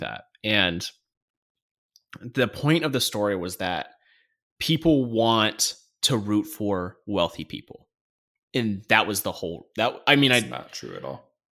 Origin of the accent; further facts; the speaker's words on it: United States; we as the American people